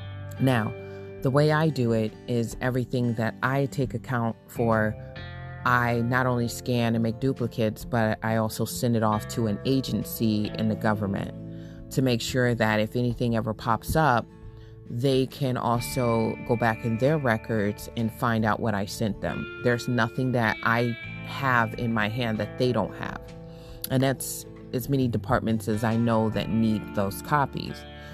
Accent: California, United States; also born or lived in Michigan; I was born in Michigan, raised in California, and I came back to Michigan

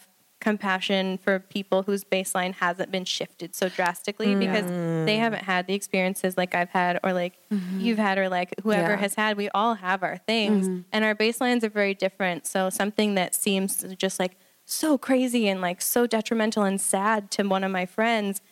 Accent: Kansas City, Missouri, United States; moved away as an adult; also born or lived in Nashville, Tennessee / St. Louis, Missouri; I'm from Kansas City, Missouri

